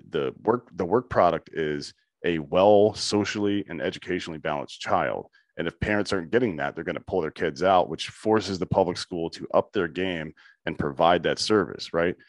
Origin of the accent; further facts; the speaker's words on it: South Carolina, United States; I'm from the South too. I'm from South Carolina